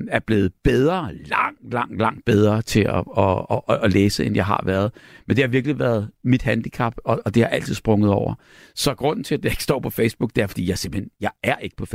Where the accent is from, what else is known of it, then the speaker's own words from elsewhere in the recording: Næstved, Zealand, Denmark; jeg kommer fra Næstved, og vi har også en forestilling i morgen i Næstved.